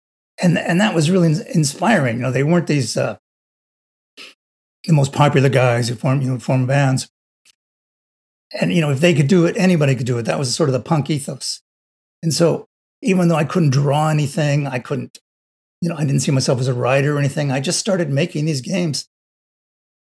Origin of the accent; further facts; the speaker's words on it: Los Angeles, California, United States; I grew up in Los Angeles